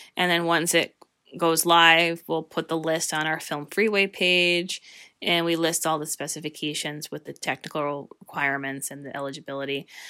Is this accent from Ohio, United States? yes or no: no; Northeast Pennsylvania, United States; I've experienced the wonderful, talented people who are here in my hometown